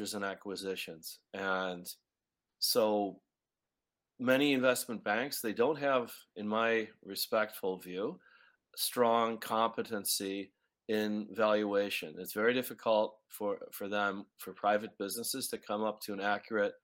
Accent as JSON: {"language": "English", "town": "Chicago", "region": "Illinois", "country": "United States", "tie": "born or raised there", "also_born_or_lived": "New York City", "moved": "yes", "lives_now": "Montreal, Canada", "said": "You're catching me in Chicago, Illinois, where my hometown."}